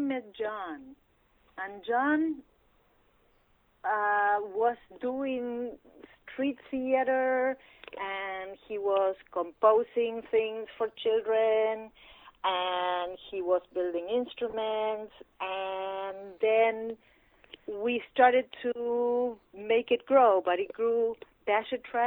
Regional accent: Pergamino, Buenos Aires Province, Argentina; moved away; In my hometown of Pergamino, in the province of Buenos Aires

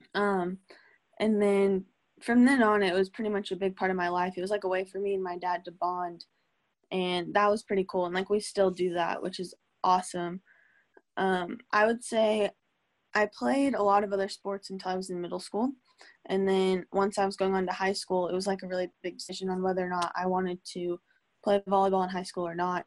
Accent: Norman, Oklahoma, United States; born or raised there; also born or lived in Tulsa, Oklahoma

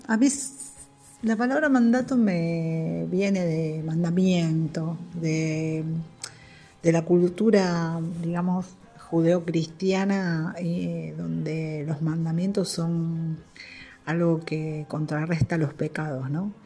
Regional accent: Argentina; Soy madre, argentina, esposa

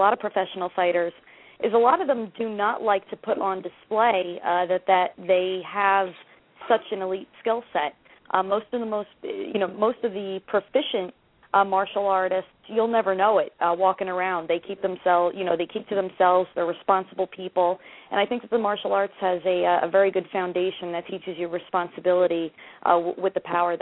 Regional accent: Jersey Shore, New Jersey, United States; I am from the Jersey Shore

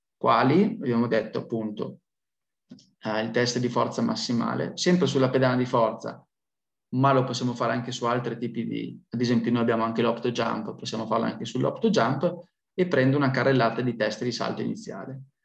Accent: Piacenza, Emilia-Romagna, Italy; also born or lived in Milan; io sono piacentino, quindi sono di Piacenza

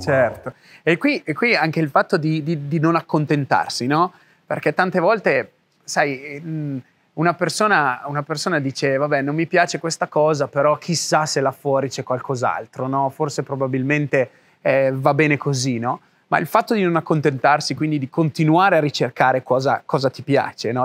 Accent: Italy; moved away; vivevo nel mio paesino, ok, in Italia

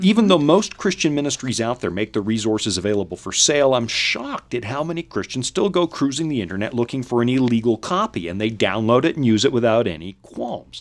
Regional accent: United States; I'm an American

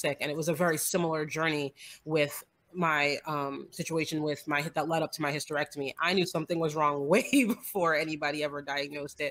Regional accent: New Jersey, United States; moved away as an adult; now in Georgia, United States; I am in Georgia. I grew up in New Jersey. I think I've been in Georgia now for 22 years

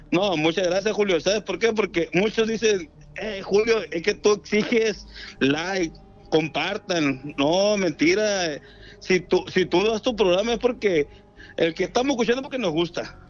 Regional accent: Ahome, Sinaloa, Mexico; now in Tijuana, Mexico; realmente soy de Ahome, Sinaloa

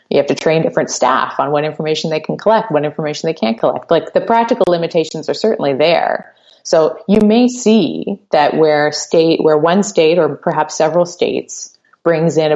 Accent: Canada; obviously, I'm, I'm a Canadian lawyer, but I have a pretty good idea of how things work down there.

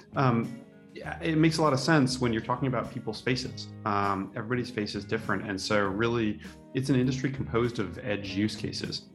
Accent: Santa Rosa, California, United States; I grew up in Santa Rosa

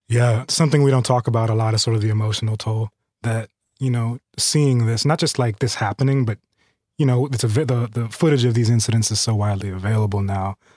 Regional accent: California, United States; I'm a Californian

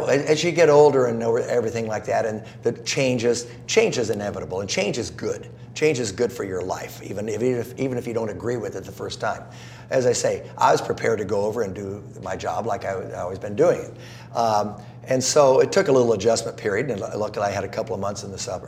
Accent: Southern California, United States; also born or lived in South Carolina / Georgia; I grew up in Southern California

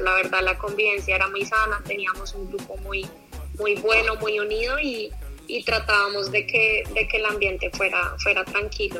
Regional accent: Colombia; moved away as an adult; also born or lived in United States; yo quería jugar en mi país

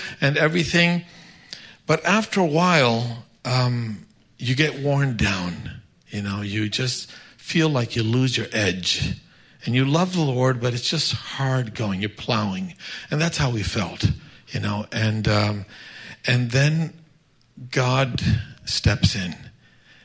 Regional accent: Florida, United States; moved away as an adult; also born or lived in Tallahassee, Florida; now in Mexico; I grew up in the States

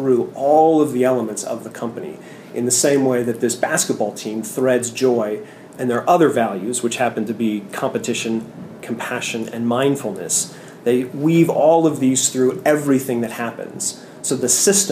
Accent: San Francisco, California, United States; I'm from San Francisco

